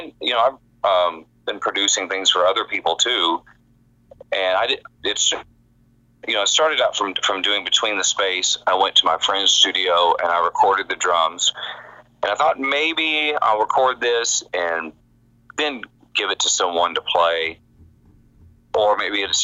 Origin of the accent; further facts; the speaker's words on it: Texas, United States; moved away as an adult; now in Los Angeles, United States; When I grew up in Texas, and when I moved to L.A. at the end of 99